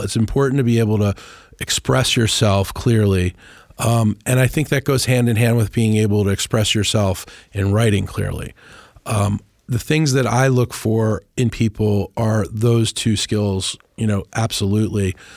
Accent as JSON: {"language": "English", "town": "Washington", "region": "District of Columbia", "country": "United States", "tie": "born or raised there", "also_born_or_lived": "New Orleans", "said": "I grew up in the Washington and D C area"}